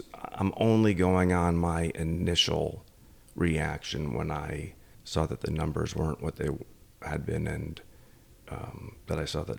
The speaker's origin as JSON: {"language": "English", "region": "Connecticut", "country": "United States", "tie": "born or raised there", "said": "Grew up in Connecticut, and I grew up eating bacon and eggs."}